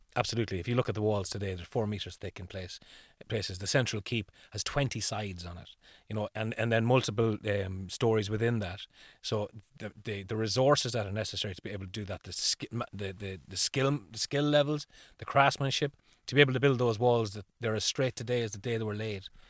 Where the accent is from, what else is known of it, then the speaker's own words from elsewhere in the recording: Ireland; the tradition here would be around, instead of pumpkins, we would have used what was available to us as turnips